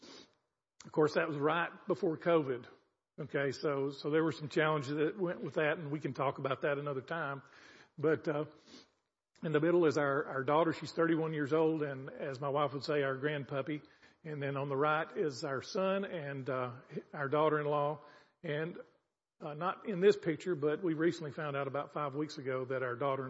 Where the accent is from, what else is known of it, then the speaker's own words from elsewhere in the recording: the South, United States; moved away as an adult; now in Zambia; I'm from the South